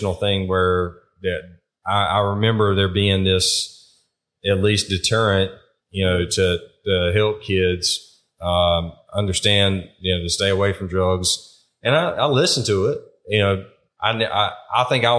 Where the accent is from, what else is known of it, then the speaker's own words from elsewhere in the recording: eastern North Carolina, United States; moved away as an adult; also born or lived in Virginia; now in South Carolina, United States; Where I grew up in North Carolina, the eastern part, there was a lot of tobacco farming